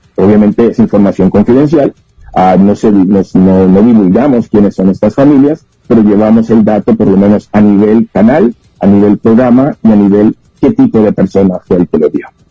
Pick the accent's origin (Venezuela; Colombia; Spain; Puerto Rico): Puerto Rico; now in Mexico; Yo soy de Puerto Rico